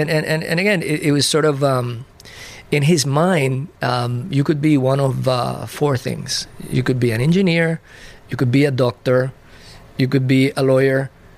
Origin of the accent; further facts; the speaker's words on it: Puerto Rico; also born or lived in Cadiz, Spain; Well, I was born in Cadiz, Spain, a small city in the outermost southern part of Spain, close to the Strait of Gibraltar. Mm-hmm. I lived there until I was about 7 years old. My father was Spaniard, my mother Puerto Rican. So when I was seven, we went to Puerto Rico.